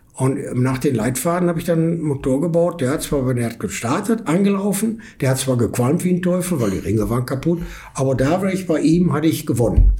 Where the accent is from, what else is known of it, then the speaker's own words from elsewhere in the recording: Essen, North Rhine-Westphalia, Germany; moved away as an adult; now in California, United States; Ich komme aus Essen, ja. bin in Essen geboren, aufgewachsen, alles